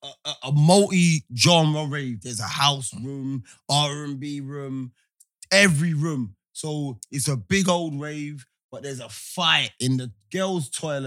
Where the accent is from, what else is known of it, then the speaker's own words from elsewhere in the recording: England, United Kingdom; I'm English